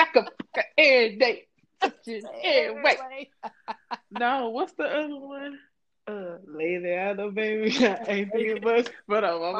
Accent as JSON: {"language": "English", "region": "Louisiana", "country": "United States", "said": "I am from Louisiana"}